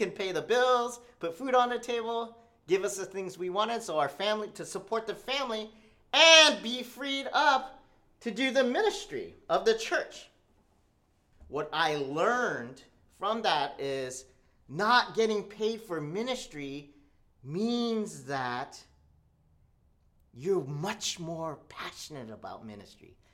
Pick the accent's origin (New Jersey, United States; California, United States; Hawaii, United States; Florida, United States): Hawaii, United States; Honolulu; born there; I'm a second generation Korean American. Um, and I was born in the United States in Honolulu, Hawaii.